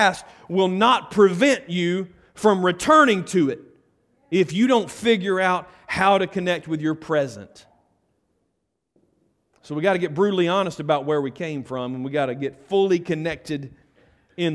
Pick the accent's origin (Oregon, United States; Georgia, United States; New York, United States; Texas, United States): Georgia, United States; Carrollton; also born or lived in Bremen; now in Buchanan, United States; I grew up in Carrollton